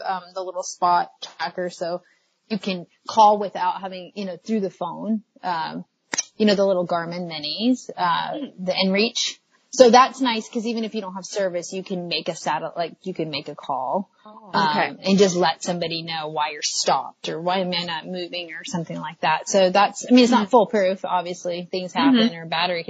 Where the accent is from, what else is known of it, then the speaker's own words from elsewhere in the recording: Tennessee, United States; moved away; I'm from Tennessee